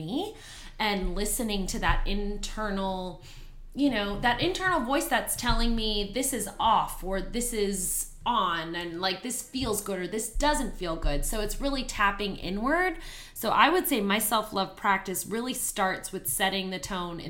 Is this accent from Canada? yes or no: yes; Canada; moved away as an adult; now in Houston, United States; I'm originally from Canada, and I moved here to Houston about 8 years ago